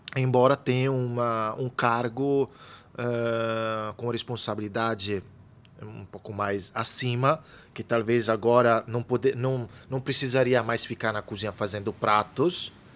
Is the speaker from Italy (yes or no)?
yes; Italy; now in São Paulo, Brazil; eu venho da Itália